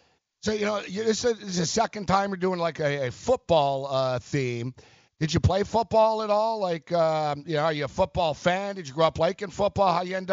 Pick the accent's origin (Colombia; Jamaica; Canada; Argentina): Canada; Montreal, Quebec; Growing up, I grew up in Montreal